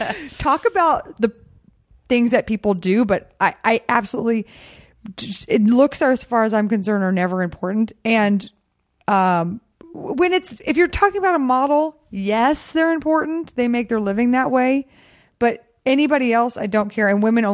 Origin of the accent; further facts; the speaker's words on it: Texas, United States; also born or lived in Glendale; I'm from Texas.